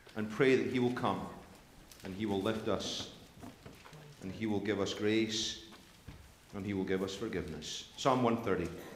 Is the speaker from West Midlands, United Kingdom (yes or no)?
no; Scotland, United Kingdom; when I was growing up in Sunday school and in, in, in, in, church in Scotland